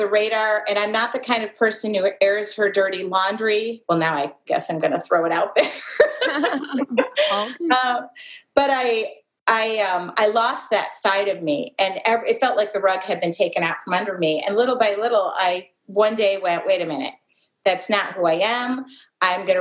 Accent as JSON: {"language": "English", "region": "Midwest", "country": "United States", "said": "I'm from the Midwest"}